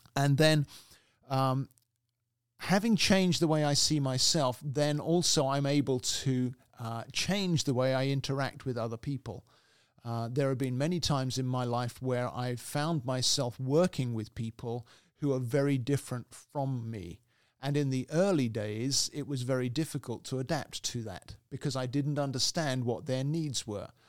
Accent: England, United Kingdom; also born or lived in Canada; now in United States; originally I'm from the U K, I'm British, and, uh, I'm also Canadian, incidentally. So I have three, uh, nationalities, three citizenships, but originally from England.

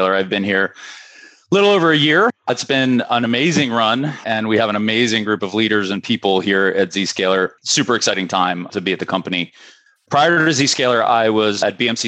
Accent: Darnestown, Maryland, United States; I am based in Darnestown, Maryland, which is about 10 minutes from where I'm from. So I've been here, you know, essentially my whole life

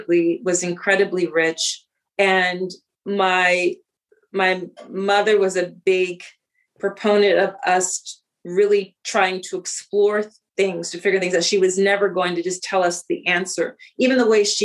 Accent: Philadelphia, Pennsylvania, United States; I grew up in Philly. I grew up in the city of Philadelphia

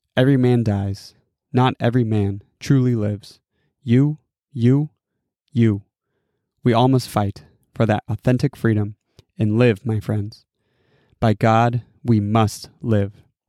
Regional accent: Mount Vernon, Washington, United States; my hometown of Mount Vernon, Washington

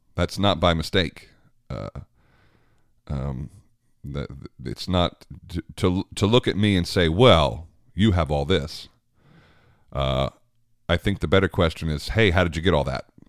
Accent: United States; I'm very American

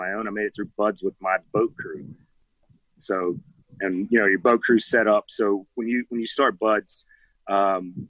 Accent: Georgia, United States; moved away as an adult; now in Virginia Beach, United States; so just a country boy growing up in Georgia

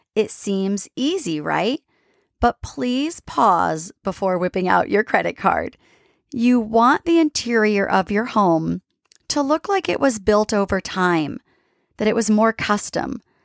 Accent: East Coast, United States; I'm from the East Coast

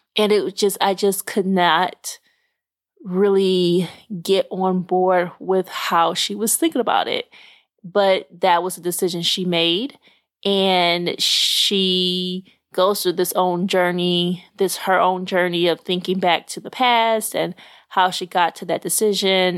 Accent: Little Rock, Arkansas, United States; moved away; I actually ra-, was raised very close to Memphis in Little Rock, Arkansas.

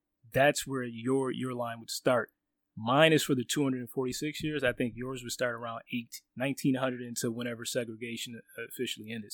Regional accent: United States; I have no home country to go back to other than the United States

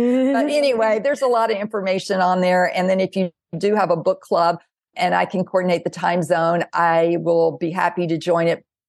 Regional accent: the South, United States; Okay, I am 58 years old. It's like I didn't come here to please her, but I was told I did. And I grew up in the South.

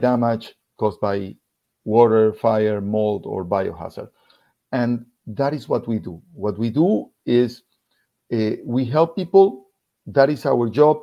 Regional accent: Ecuador; English is a second language; moved away as an adult; now in Florida, United States; We're originally from Ecuador.

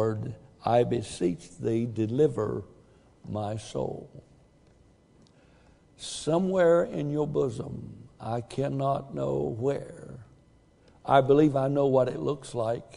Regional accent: the South, United States; moved away; I'm from the South, even farther south than we are south

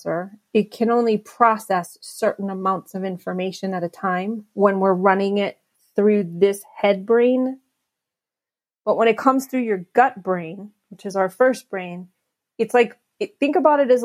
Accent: New York City, New York, United States; I was born in Albert Einstein Hospital in the Bronx

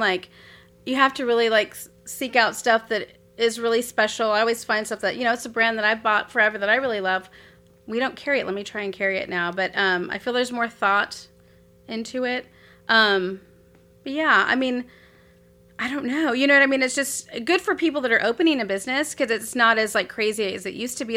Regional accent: Corpus Christi, Texas, United States; moved away as an adult; also born or lived in Raleigh, North Carolina; now in Abilene, United States; my, like, hometown

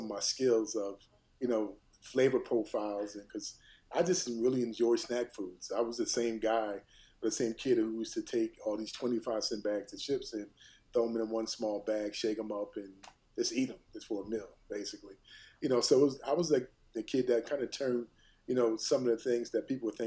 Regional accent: Philadelphia, Pennsylvania, United States; I was raised in North Philadelphia, in a kind of a low income community

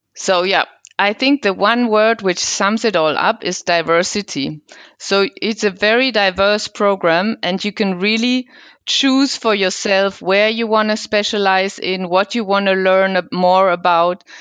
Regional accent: Cologne, North Rhine-Westphalia, Germany; moved away as an adult; now in Switzerland; I come from the Cologne region

